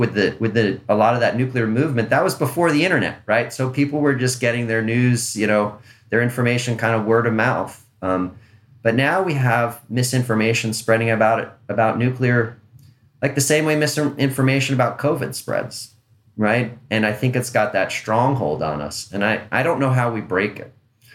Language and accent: English; Long Island, New York, United States; when I was a kid, I grew up on Long Island